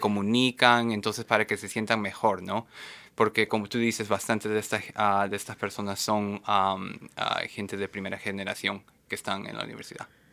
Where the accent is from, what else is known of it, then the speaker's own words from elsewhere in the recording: Lima, Peru; moved away as an adult; now in Seattle, United States; originalmente soy peruano, ah, de Lima, Perú